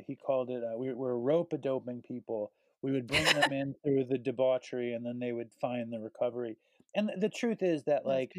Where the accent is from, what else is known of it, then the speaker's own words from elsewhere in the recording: New York City, New York, United States; I was born and raised in Manhattan